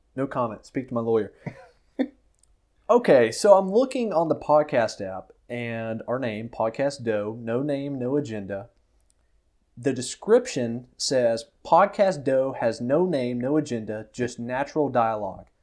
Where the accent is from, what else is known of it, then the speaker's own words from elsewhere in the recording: Florida, United States; moved away as an adult; also born or lived in Mississippi; now in Dallas-Fort Worth, United States; I'm from Florida